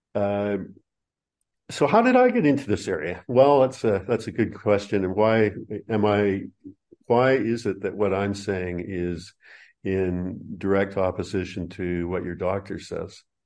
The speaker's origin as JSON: {"language": "English", "country": "Canada", "tie": "born or raised there", "also_born_or_lived": "New Zealand", "moved": "as an adult", "lives_now": "Australia", "said": "first twenty-seven years of my life were in Canada"}